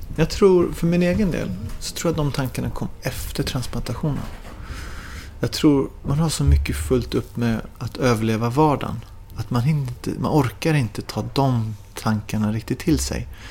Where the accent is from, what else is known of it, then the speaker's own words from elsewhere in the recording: Sweden; moved away; när jag bodde hemma i Sverige